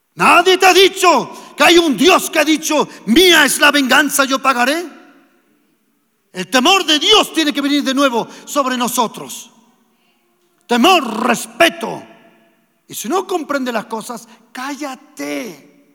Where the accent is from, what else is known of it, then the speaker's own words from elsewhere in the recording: Germany; moved away; also born or lived in Andalusia, Spain; a la edad de 18 meses nos fuimos para Alemania y nosotros nos crecimos en Alemania